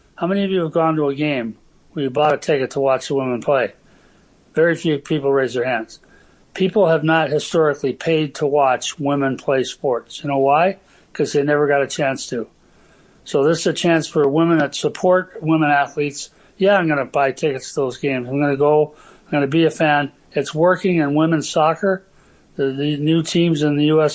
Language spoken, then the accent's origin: English; Minnesota, United States; Growing up in Minnesota for an American kid